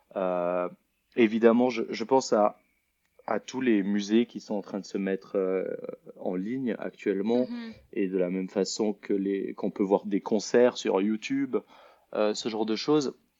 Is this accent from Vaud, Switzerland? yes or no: yes; Lausanne, Vaud, Switzerland; moved away as an adult; also born or lived in Paris; je suis originaire de Lausanne, en Suisse